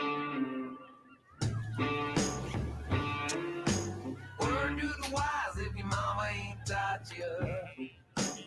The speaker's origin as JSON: {"language": "English", "town": "San Diego", "region": "California", "country": "United States", "tie": "born or raised there", "said": "we are in my hometown, San Diego, California"}